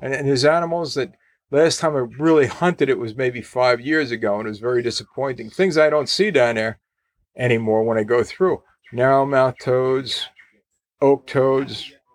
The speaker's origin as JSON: {"language": "English", "region": "New Jersey", "country": "United States", "said": "I'm from New Jersey"}